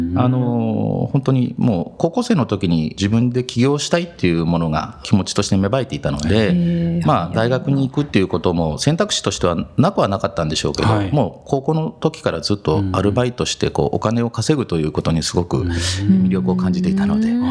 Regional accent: Matsumoto, Nagano, Japan; 松本で生まれて、今もそのまま、はい、まあ学生時代もずっとこちらで過ごしてます。

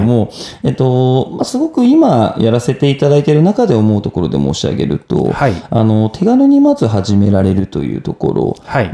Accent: Minamiboso, Chiba, Japan; 一番本当に千葉県の下のところにある南房総市の白浜町っていうところ出身になってます

